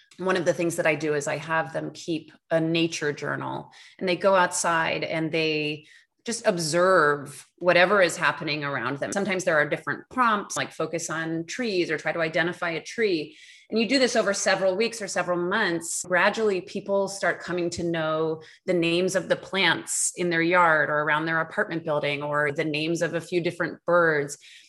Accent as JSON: {"language": "English", "region": "New York", "country": "United States", "also_born_or_lived": "Los Angeles / Portland / Beijing / Arizona", "moved": "yes", "lives_now": "Amherst, United States", "said": "I'm from New York originally"}